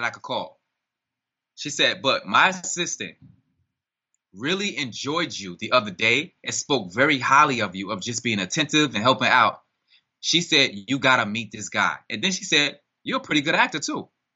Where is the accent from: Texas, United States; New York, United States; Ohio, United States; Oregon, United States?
New York, United States; New York City; I'm from Harlem